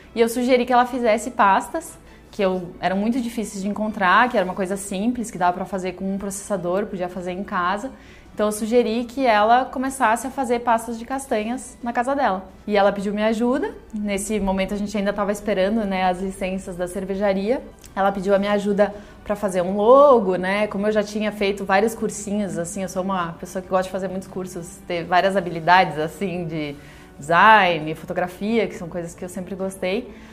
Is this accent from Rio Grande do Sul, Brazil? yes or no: yes; interior of Rio Grande do Sul, Brazil; moved away as an adult; also born or lived in Porto Alegre; now in São Paulo, Brazil; Eu sou do interior do Rio Grande do Sul, morei boa parte da minha vida em Porto Alegre e eu moro aqui em São Paulo fazem 7 anos